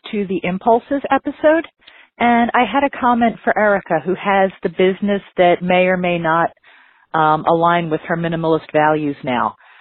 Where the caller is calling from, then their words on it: Philadelphia, Pennsylvania, United States; I'm calling from Philadelphia